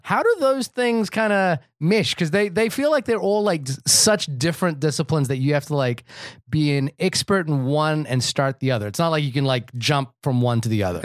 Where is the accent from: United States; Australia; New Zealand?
New Zealand; I'm a New Zealander